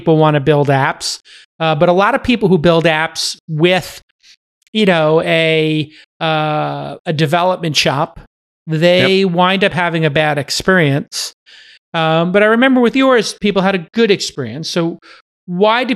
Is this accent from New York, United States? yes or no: yes; New York, United States; New York, my hometown